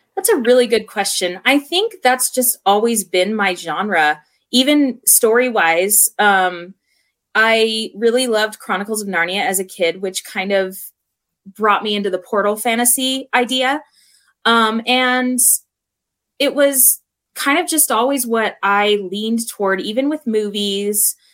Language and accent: English; Southern California, United States; where I grew up, I grew up in California, Southern Cali.